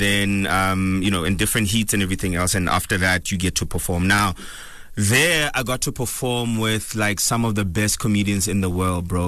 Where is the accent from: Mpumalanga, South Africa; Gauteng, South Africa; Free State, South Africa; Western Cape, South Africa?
Free State, South Africa; Bloemfontein; also born or lived in Cape Town; now in Johannesburg, South Africa; I'm originally from Bloemfontein